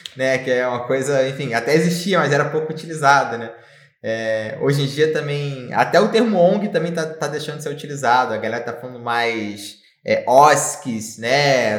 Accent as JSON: {"language": "Portuguese", "region": "Rio de Janeiro", "country": "Brazil", "moved": "as an adult", "lives_now": "Florianópolis, Brazil", "said": "venho do Rio de Janeiro, né? É, e morei boa parte da minha vida no Rio de Janeiro"}